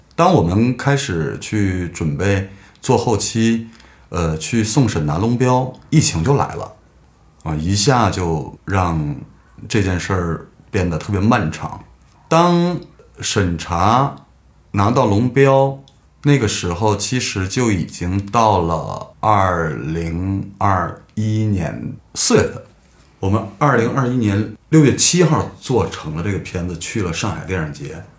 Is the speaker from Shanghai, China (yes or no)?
no; Hegang, Heilongjiang, China; moved away as an adult; now in Beijing, China; 我的家乡黑龙江鹤岗